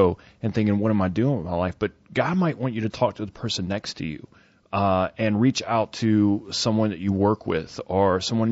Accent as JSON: {"language": "English", "region": "the South", "country": "United States", "tie": "born or raised there", "said": "I grew up in the South"}